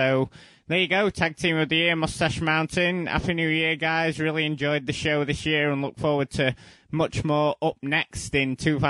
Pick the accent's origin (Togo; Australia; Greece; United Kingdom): United Kingdom; as a Brit